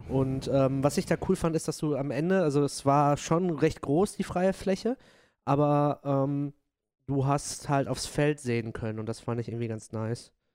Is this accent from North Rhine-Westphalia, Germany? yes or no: yes; Dortmund, North Rhine-Westphalia, Germany; ich komme aus Dortmund, ich bin Dortmunder Pottjunge